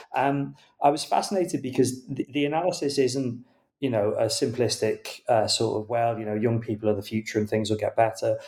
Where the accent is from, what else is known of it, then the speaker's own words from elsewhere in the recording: United Kingdom; as a British reader